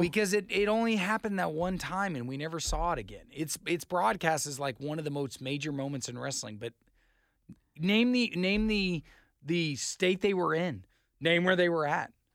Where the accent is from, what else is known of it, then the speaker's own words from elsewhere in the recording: Idaho, United States; I'm from Idaho